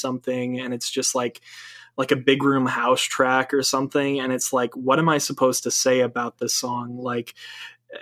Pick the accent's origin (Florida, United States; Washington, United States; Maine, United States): Maine, United States; moved away; I'm from Maine originally. I'm from New England